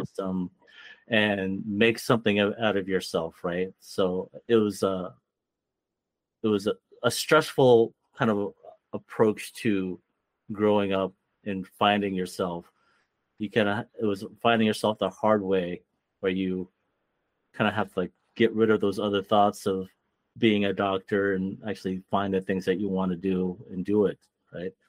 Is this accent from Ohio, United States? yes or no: yes; Ohio, United States; moved away; also born or lived in Philippines; I grew up in Ohio, right? When I was there, there's not a lot of Filipinos